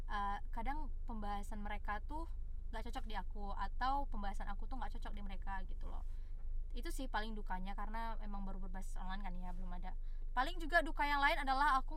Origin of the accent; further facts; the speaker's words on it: Sumatra, Indonesia; karena ibaratnya kayak kita nih anak Sumatera ada gap antara anak Sumatera dengan anak ibu kota